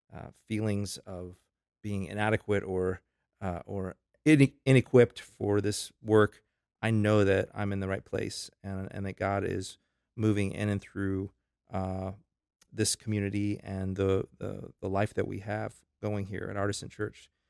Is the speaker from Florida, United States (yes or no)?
yes; Tampa, Florida, United States; moved away as an adult; now in Lincolnton, United States; I'm originally from Florida. That's where I gr-, I'm a native Floridian.